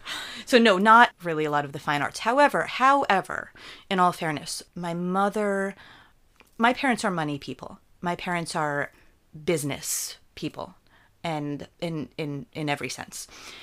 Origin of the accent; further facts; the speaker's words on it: New Jersey, United States; In New Jersey. So New Jersey, okay. I was born in New Jersey, and central New Jersey.